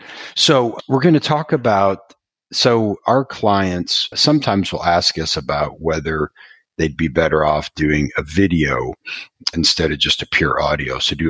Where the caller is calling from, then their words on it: Houston, Texas, United States; I'm calling from Houston